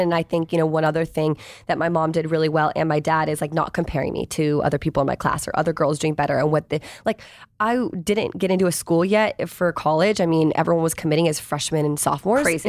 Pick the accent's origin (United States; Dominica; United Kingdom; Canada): United States; Virginia; I grew up in Virginia. Like I didn't grow up